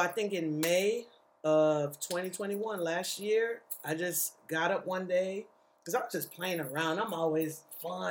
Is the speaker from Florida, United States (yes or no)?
yes; Florida, United States; now in Atlanta, United States; I'm actually from Florida.